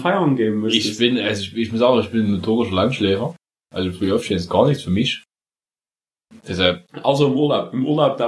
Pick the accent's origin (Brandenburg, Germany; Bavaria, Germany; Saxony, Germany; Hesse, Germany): Saxony, Germany; wir kommen oh. aus, aus, aus der Zone, aus Sachsen